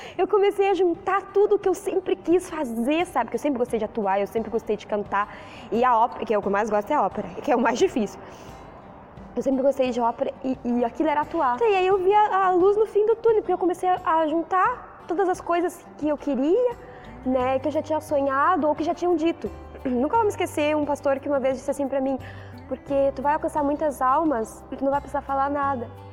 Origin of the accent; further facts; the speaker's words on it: Jaguarão, Rio Grande do Sul, Brazil; Eu sou de Jaguarão